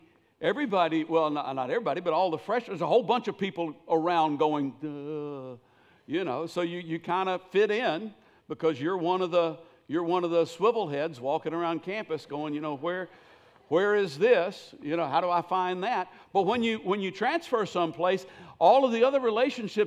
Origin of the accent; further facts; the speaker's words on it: Millersville, Tennessee, United States; I grew up in Millersville, Tennessee.